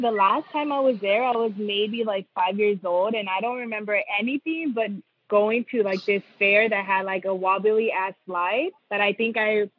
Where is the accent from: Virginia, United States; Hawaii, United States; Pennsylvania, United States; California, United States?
California, United States; Los Angeles; also born or lived in Ontario, California; I was born and raised in Los Angeles. I went to school in a city called La Puente, moved to Ontario.